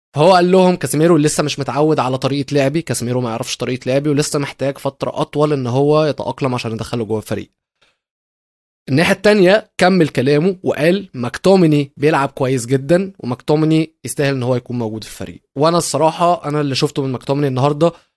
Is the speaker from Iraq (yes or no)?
no; Egypt